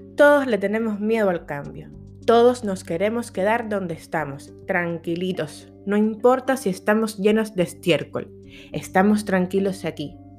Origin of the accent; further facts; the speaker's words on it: Cuba; moved away as an adult; now in United States; yo no solo soy cubana porque nací en Cuba